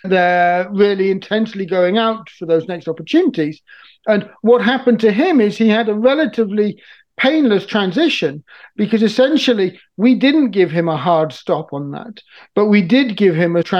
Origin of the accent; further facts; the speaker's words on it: Niger; I've been deeply aware of since I was a teenager growing up in Niger.